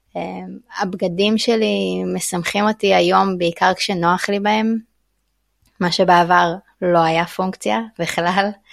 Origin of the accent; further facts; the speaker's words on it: Israel; moved away as an adult; now in Thailand; גדלתי במקום מאוד מאוד אה, אה, הומוגני, שרוב האנשים עושים את אותו דבר ולומדים אותו דבר, יישוב של אנשי קבע